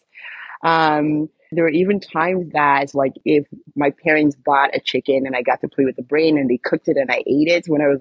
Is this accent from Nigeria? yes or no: yes; Nigeria; So I am Nigerian. I love my Nigerian culture